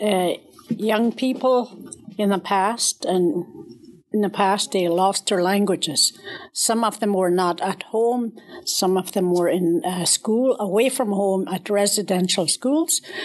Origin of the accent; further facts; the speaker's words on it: Canada; I'm from the Peel River area